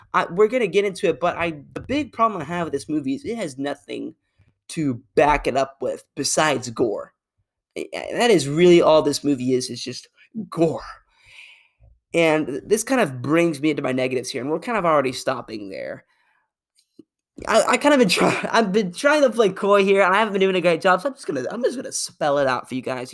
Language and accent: English; Arkansas, United States; I'm from Arkansas